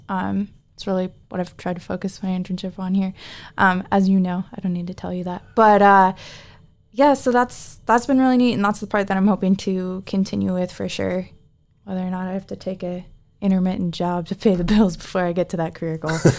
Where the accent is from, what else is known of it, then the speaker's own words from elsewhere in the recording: Anchorage, Alaska, United States; I'm from Anchorage, Alaska